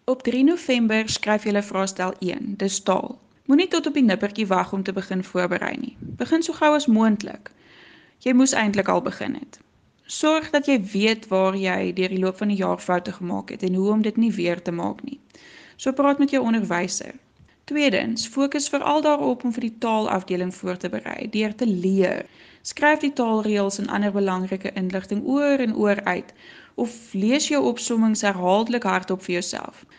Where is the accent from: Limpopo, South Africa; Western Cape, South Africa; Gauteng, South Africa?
Western Cape, South Africa; Swartland; accent: Swartland brei (rolled r); Ek kom van die Swartland af. Dis hoekom ek so lekker brei